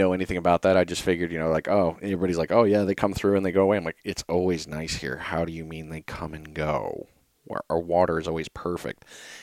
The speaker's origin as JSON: {"language": "English", "region": "New England", "country": "United States", "moved": "yes", "lives_now": "Gulf Coast, United States", "said": "I'm originally from New England."}